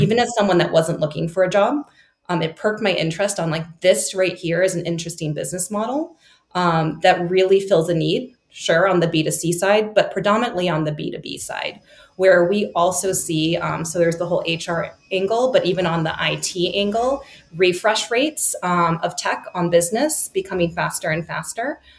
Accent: Chicago, Illinois, United States; moved away as an adult; also born or lived in Singapore; moving back to my hometown of Chicago

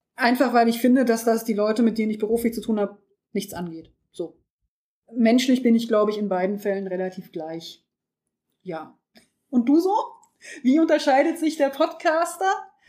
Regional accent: home town where Gauss studied, Lower Saxony, Germany; wurde von Herrn Gauss entdeckt, der in meiner Heimatstadt studiert hat

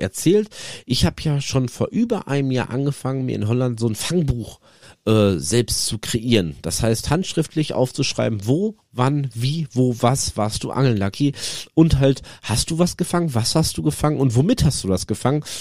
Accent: North Rhine-Westphalia, Germany; also born or lived in Netherlands; hier bei uns, äh, NRW, wo ich herkomme aus der Region

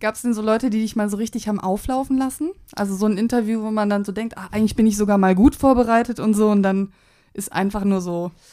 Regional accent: Cologne, North Rhine-Westphalia, Germany; als Kölnerin in Berlin bin

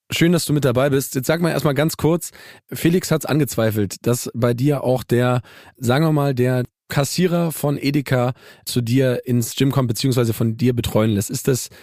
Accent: Saxony, Germany; ich bin ja in Sachsen groß geworden

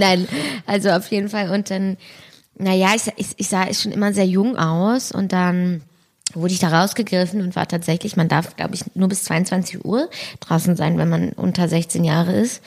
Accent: Berlin, Germany; ich bin halt da bei der Gneisenau groß geworden

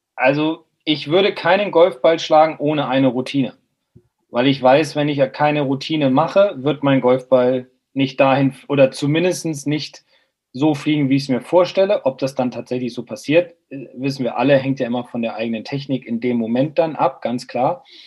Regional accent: Bremen, Germany; bin Bremer

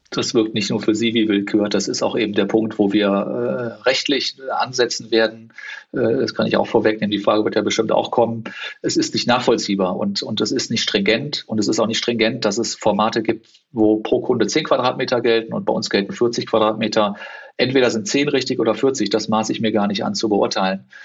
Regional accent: Cologne, North Rhine-Westphalia, Germany; also born or lived in South Africa; Das hat man halt dann wirklich nur da, wo man groß geworden ist anders. Und das ist bei mir Köln.

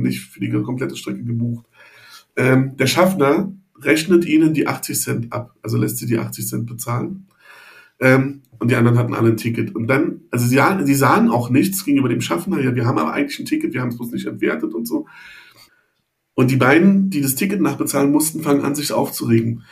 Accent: Berlin, Germany; André und ich sind beide gebürtige Berliner ähm, und wir sind in Berlin-Friedrichshain zur Schule gegangen.

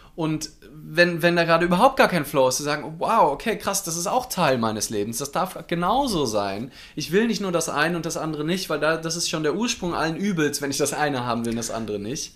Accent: Mainz, Rhineland-Palatinate, Germany; ich aus Mainz bin

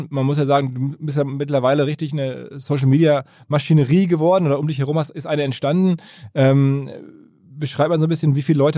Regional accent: Rhineland, Germany; Ich bin Rheinländer

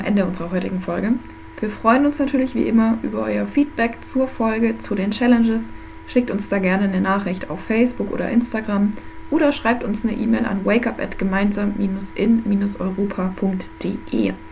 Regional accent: Germany; also born or lived in Bavarian Forest area, Bavaria; als Deutsche

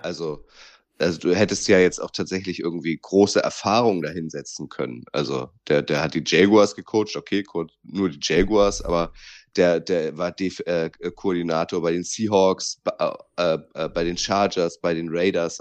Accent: Northern Germany, Germany; als Norddeutscher

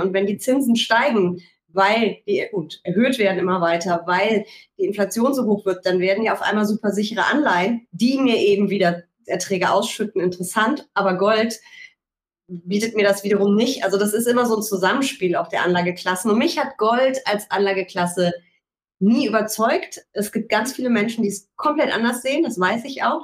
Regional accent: Rhineland, Germany; ich bin Rheinländerin

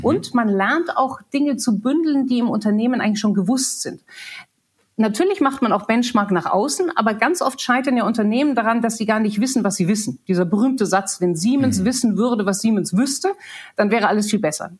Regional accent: Germany; moved away as an adult; also born or lived in England; mit 21 viel zu jung, um als, als Deutsche zu arbeiten

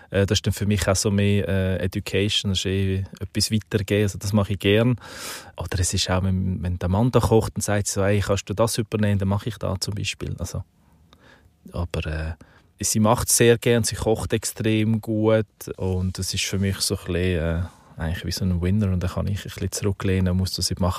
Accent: Aargau, Switzerland; Ich bin eben auf dem Land aufgewachsen, so in der Kornkammer von der Schweiz, also

